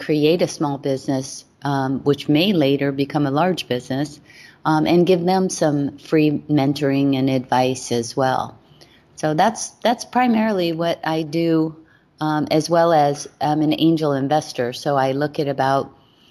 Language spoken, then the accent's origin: English; Hawaii, United States; I was born and raised in Hawaii